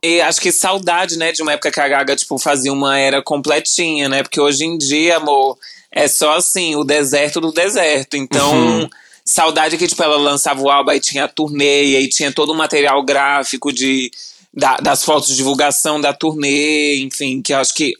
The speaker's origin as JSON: {"language": "Portuguese", "town": "Brasília", "region": "Federal District", "country": "Brazil", "moved": "yes", "said": "E morava em Brasília, né? Eu sou de Brasília"}